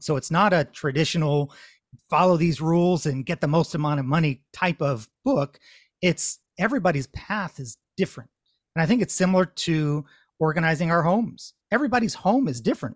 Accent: Connecticut, United States; now in Massachusetts, United States; I'm in Massachusetts, though I grew up in Connecticut

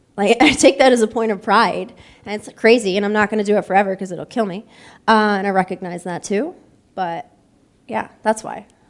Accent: Buffalo, New York, United States; now in Columbus, United States; I'm born and raised in Buffalo

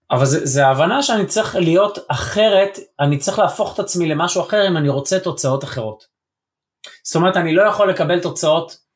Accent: Israel; יש לי מבטא כי אני בישראל ואני לא נולדתי באנגליה

